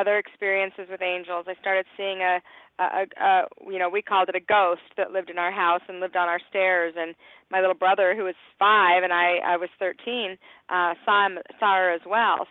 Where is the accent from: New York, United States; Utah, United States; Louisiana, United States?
Utah, United States; Salt Lake City; also born or lived in Cheyenne, Wyoming; now in Glendale, United States; I was raised in Salt Lake City, Utah